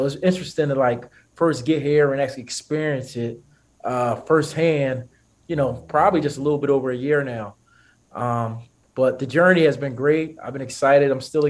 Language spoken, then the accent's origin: English; Philadelphia, Pennsylvania, United States; also born or lived in Abilene, Texas; now in El Paso, United States; I'm originally from Philadelphia